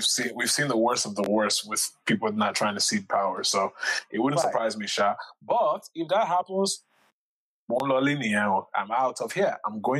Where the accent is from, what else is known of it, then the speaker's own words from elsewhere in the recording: Lagos, Nigeria; accent: Lagosian; my accent will change from Lagosian accent to Tema Kumasi accent